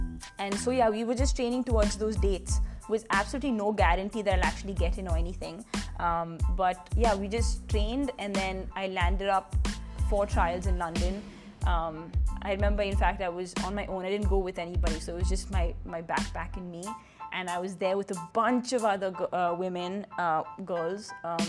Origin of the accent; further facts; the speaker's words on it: Punjab, India; And I feel like in my very core, I am very Indian, very desi.